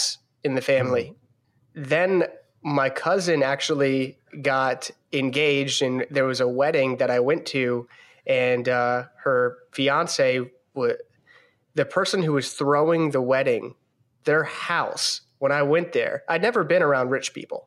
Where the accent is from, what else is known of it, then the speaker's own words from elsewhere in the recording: between Baltimore and Annapolis, Maryland, United States; I am from Maryland, in between Baltimore and Annapolis, Maryland